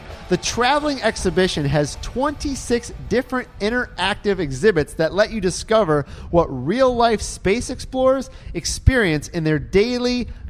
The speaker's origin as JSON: {"language": "English", "town": "Detroit", "region": "Michigan", "country": "United States", "moved": "yes", "lives_now": "Orlando, United States", "said": "I'm from Detroit area."}